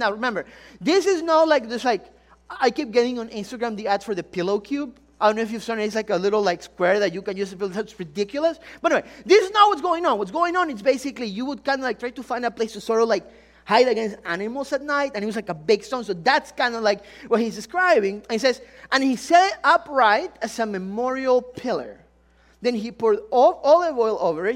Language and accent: English; Ecuador; moved away; I'm really from Ecuador. Some of you, if the accent didn't give it away